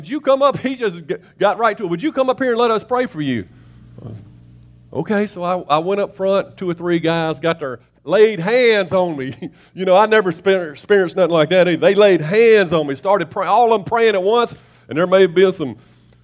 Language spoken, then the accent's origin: English; Memphis, Tennessee, United States; I'm from Whitehaven